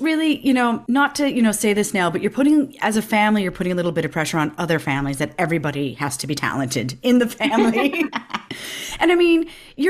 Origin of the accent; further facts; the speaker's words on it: Ireland; being Irish